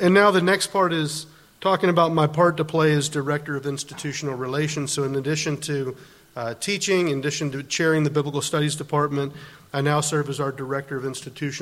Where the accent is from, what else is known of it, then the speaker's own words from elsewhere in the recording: United States; moved away as an adult; now in Netherlands; I'm an American